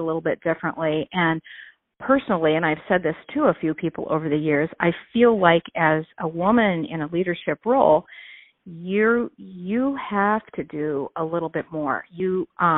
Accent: United States; where I grew up here in the Quad Cities. My family is still here

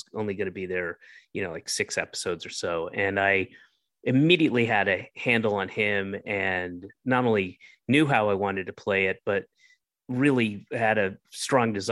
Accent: Roswell, Georgia, United States; also born or lived in Atlanta / Florida / Northeast; I was born in Atlanta, and when I was one, I moved to Florida, and then when I was about five, I moved up to the Northeast, and then when I was nine, moved back to Georgia and to, to Roswell

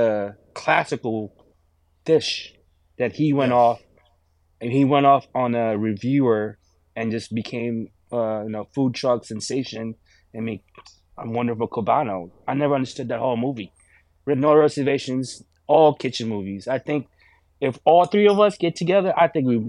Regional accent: Philippines; moved away; I grew up in the Philippines

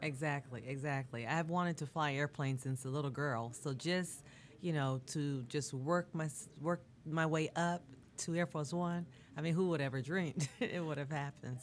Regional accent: Bermuda; now in United States; I'm from Bermuda originally, okay. so my family in Bermuda

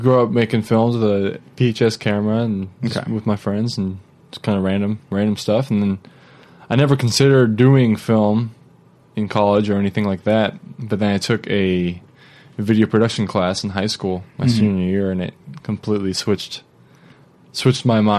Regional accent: Fremont, California, United States; also born or lived in San Luis Obispo, California / Simi Valley, California; now in Costa Mesa, United States; I was born in San Luis Obispo when my parents were on vacation. I grew up in Fremont, California.

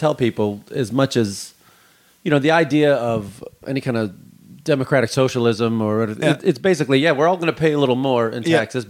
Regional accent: Midwest, United States; Yeah, we say the R's and the L's hard. I'm from the Midwest too, so we hit it hard.

